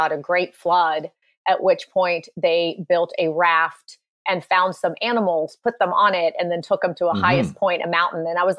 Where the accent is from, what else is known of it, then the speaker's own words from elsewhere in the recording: Poland; born there; I was born in Poland.